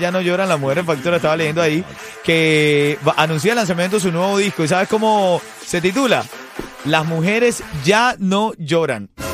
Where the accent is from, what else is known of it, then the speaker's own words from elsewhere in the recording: Venezuela; como venezolano